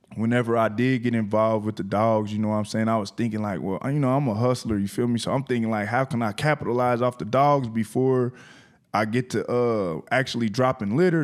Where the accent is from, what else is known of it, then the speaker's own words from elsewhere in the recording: Indianapolis, Indiana, United States; from Nap Town to Your Town, I came all the way down here by myself